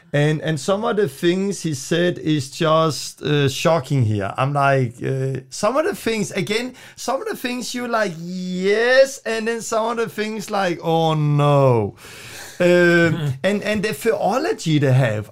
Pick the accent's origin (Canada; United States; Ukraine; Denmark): Denmark; English is a second language; moved away; I'm from Denmark. I'm still learning English